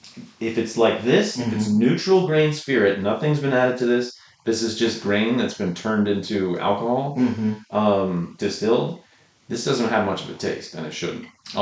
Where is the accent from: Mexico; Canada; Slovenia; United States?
United States; Which we're American